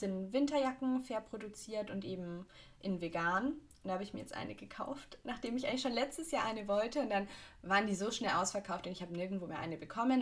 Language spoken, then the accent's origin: German; Augsburg, Bavaria, Germany; bei uns in Augsburg